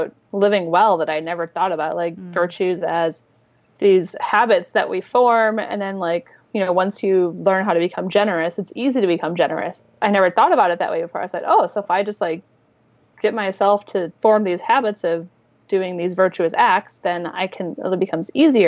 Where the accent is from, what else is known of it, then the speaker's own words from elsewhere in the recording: St. Louis, Missouri, United States; moved away; I didn't actually grow up in Minnesota. I grew up in St. Louis, Missouri